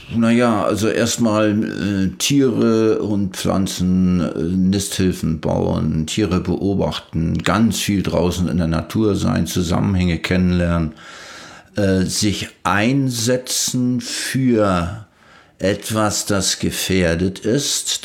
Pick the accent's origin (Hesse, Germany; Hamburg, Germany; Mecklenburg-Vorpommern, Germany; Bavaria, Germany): Mecklenburg-Vorpommern, Germany; Leisterförde; ich stamme aus Leisterförde, hier im Landkreis Ludwigslust-Parchim, das kleinste Dorf.